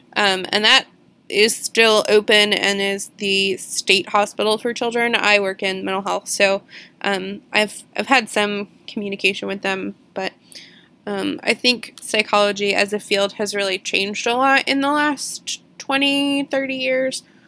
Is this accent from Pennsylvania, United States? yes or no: no; Lexington, Virginia, United States; Poorhouse Road Tunnel in Lexington, which is my hometown